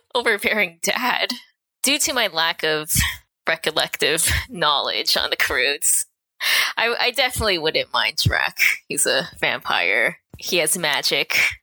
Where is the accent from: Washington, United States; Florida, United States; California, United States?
California, United States; Anaheim; moved away as an adult; also born or lived in San Francisco, California / Canada; now in Vancouver, Canada; I grew up in Anaheim, California